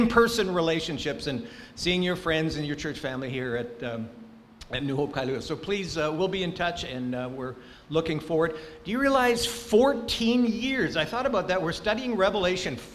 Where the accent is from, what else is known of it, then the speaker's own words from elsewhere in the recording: Angola; born there; I was born in Angola.